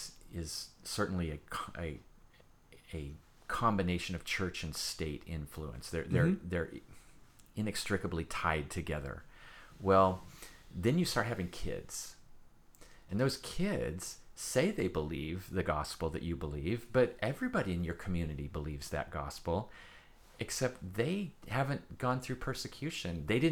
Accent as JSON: {"language": "English", "country": "United States", "said": "I'm first and foremost a Christian who happens to be American, but I love the fact that I'm American also."}